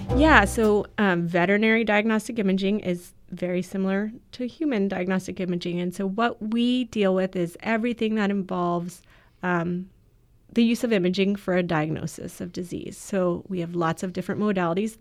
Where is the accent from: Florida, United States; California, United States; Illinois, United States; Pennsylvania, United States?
Florida, United States; I grew up in Florida